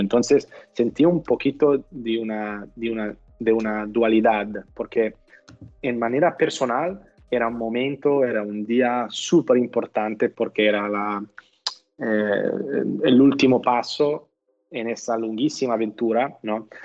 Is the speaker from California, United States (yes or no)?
yes; California, United States; Spanish is a second language; moved away as an adult; also born or lived in Italy; now in Barcelona, Spain; fuimos como familia cuando tenía nueve años y yo crecí por la mayoría de mi, de mi juventud en, en, California